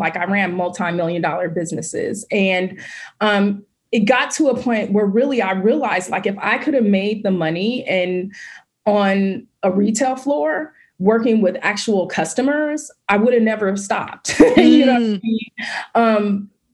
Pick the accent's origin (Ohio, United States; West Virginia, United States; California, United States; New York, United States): California, United States; Oakland; I grew up, born and raised in Oakland, California